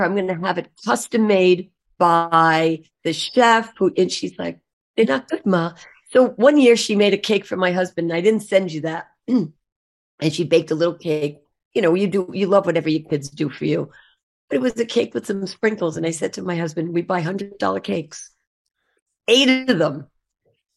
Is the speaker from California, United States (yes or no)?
no; Long Island, New York, United States; We're both from Long Island